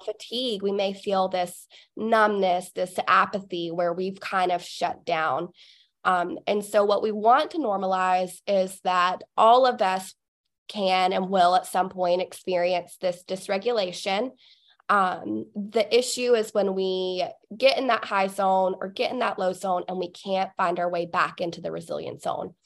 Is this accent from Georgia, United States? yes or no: yes; Cartersville, Georgia, United States; my hometown is Cartersville